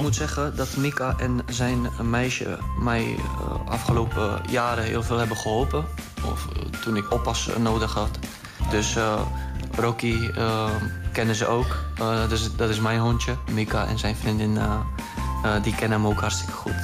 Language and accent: Dutch; Czechia; now in Netherlands; wij zijn allebei uh, Tsjechen. We komen uit Tsjechië.